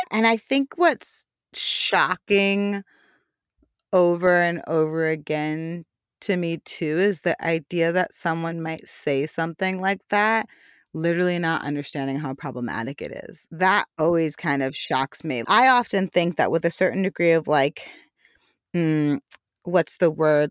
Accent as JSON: {"language": "English", "region": "New York", "country": "United States", "tie": "born or raised there", "said": "growing up in New York"}